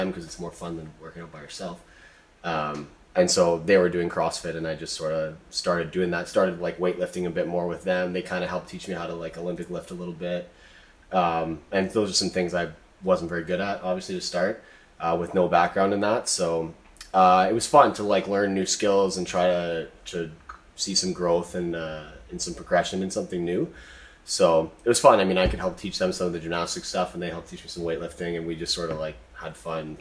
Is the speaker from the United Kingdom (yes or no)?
no; Alberta, Canada; moved away as an adult; also born or lived in Montreal; I grew up in Alberta, and I moved out east for school.